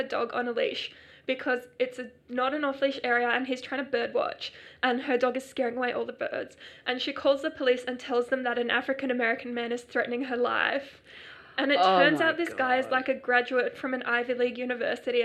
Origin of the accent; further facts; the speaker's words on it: Australia; when I was a young person growing up in Australia